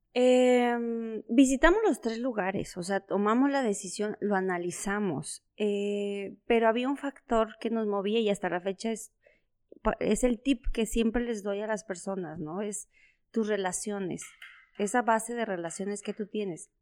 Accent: San Cristóbal de las Casas, Chiapas, Mexico; also born or lived in Puebla; now in Comarca Lagunera, Mexico; toda mi niñez, adolescencia, fue en Chiapas, ¿no? Entonces, ¿en, qué ciudad vivía? En San Cristóbal de las Casas

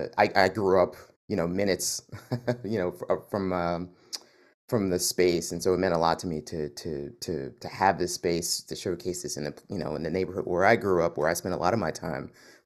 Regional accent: Philadelphia, Pennsylvania, United States; So I grew up over on Cherokee, just off of Johnson

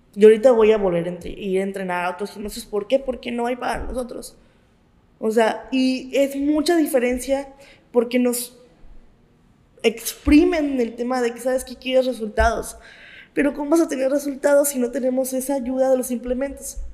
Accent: Mexico; los mexicanos somos unos chingones

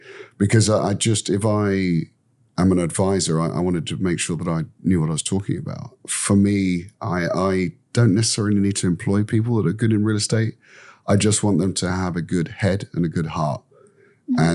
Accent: London, United Kingdom; now in Vietnam; Yeah, look, I come from London. That's a big city. Yeah. I grew up there.

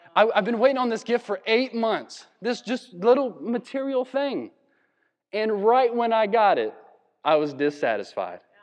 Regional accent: Virginia, United States; we're from Virginia

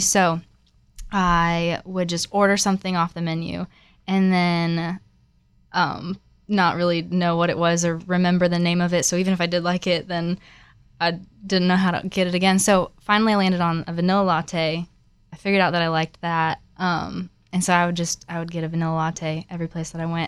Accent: Florida, United States; moved away as an adult; now in Nashville, United States; I'm not actually from Nashville. I'm originally from Florida, and I came here for college

